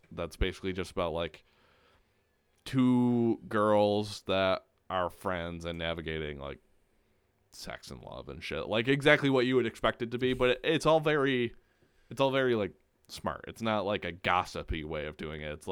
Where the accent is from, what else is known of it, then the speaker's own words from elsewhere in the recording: Ireland; She's Irish, and I'm Irish, so I care about that.